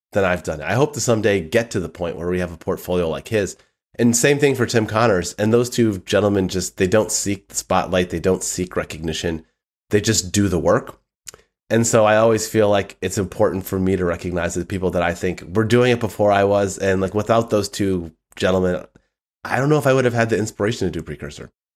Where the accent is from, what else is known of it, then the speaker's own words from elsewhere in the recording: Southfield, Michigan, United States; moved away; I grew up in the northern suburbs of Detroit